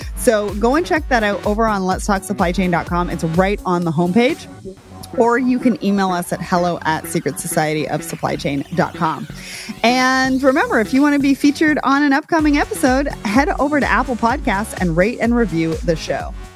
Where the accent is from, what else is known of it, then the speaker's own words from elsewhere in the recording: Canada; I'm Canadian